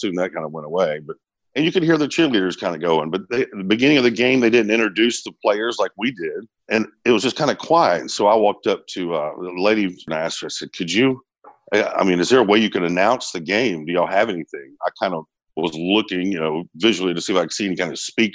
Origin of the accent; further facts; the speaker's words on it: Smyrna, Georgia, United States; I grew up here in Atlanta, well, in Smyrna